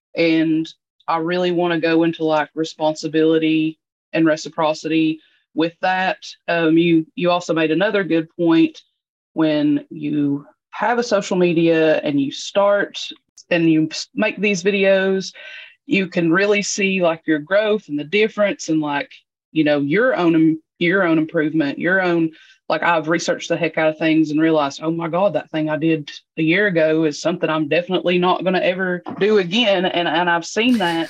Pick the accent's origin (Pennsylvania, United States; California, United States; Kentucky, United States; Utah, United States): Kentucky, United States; Eastern; I'm from Eastern Kentucky